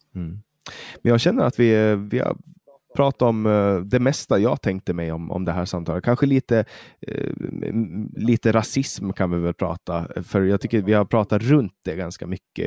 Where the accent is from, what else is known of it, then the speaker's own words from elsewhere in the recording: Åland, Finland; moved away as an adult; now in Sweden; Jag är ju finsk medborgare och jag är född och uppvuxen på Åland.